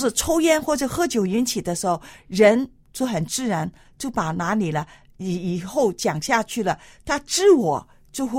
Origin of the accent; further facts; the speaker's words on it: China; 因为特别是我们中国人北方的啊、天气比较冷嘛，